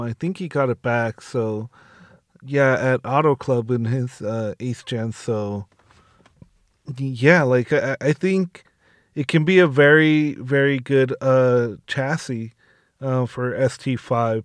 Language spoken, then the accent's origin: English; Southern California, United States; I'm from SoCal